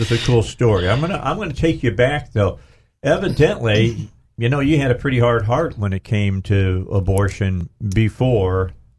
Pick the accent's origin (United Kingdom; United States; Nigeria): United States; Northwest Indiana; moved away as an adult; now in Arkansas, United States; I'm from Northwest Indiana.